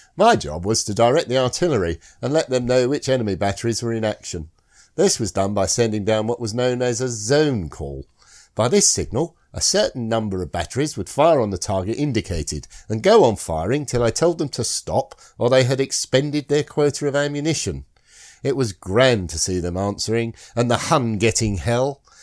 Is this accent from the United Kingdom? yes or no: yes; Scotland, United Kingdom; I'm Scottish